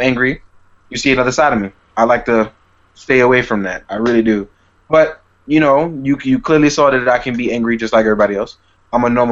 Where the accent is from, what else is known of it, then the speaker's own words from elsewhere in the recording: New York City, New York, United States; being a New Yorker, we have New York life